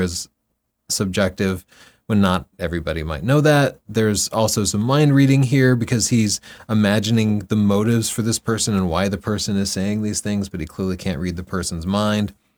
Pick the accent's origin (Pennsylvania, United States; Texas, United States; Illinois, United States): Texas, United States; I grew up in Texas